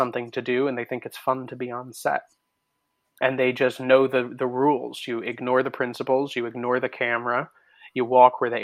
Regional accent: New Jersey, United States; now in New York, United States; I live in New York. I'm from Jersey

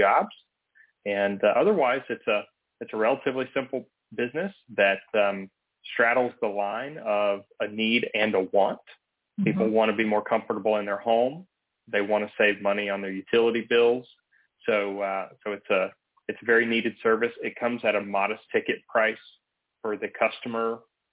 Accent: Atlanta, Georgia, United States; I'm originally from Atlanta.

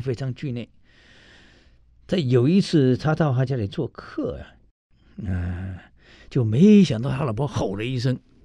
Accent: Taiwan; moved away; 我们台湾人喜欢泡老人茶

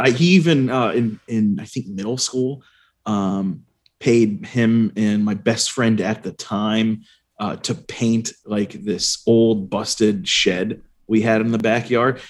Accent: Arlington, Virginia, United States; also born or lived in Fairfax County, Virginia; Growing up in Arlington and Arlington, Virginia, and Fairfax County, Virginia

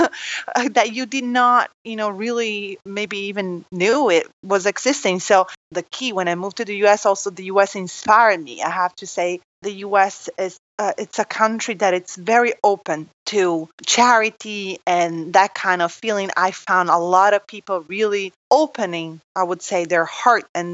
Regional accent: Italy; moved away; I'm from Italy

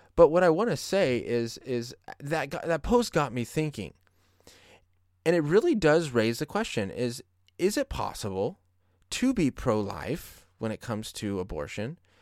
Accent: Colorado, United States; now in California, United States; my home state of Colorado

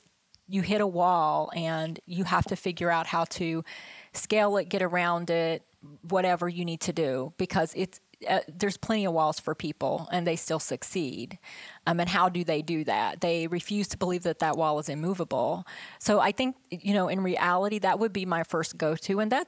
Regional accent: West Virginia, United States; But I grew up in West Virginia, there was nobody around us. We grew our own food and we canned our vegetables and we had farms

